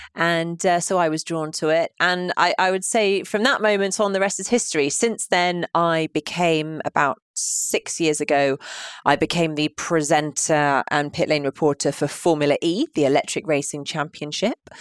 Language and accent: English; London, United Kingdom; I am a born and bred Londoner